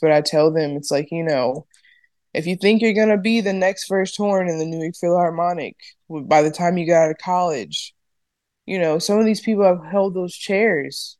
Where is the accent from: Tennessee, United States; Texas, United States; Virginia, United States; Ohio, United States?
Ohio, United States; moved away as an adult; also born or lived in New Jersey / New York; I'm from Ohio